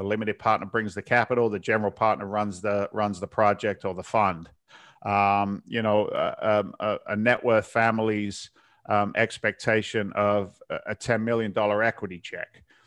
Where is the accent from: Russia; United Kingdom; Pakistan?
United Kingdom; south coast of England; moved away as an adult; also born or lived in London; now in United States; I was born in England. I, uh, uh, born in London. I, I grew up in the south coast of England and came over as a young guy in my twenties